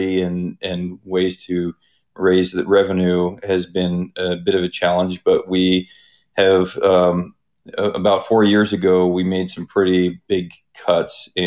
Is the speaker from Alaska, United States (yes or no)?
yes; Nenana, Alaska, United States; I was born and raised in Nenana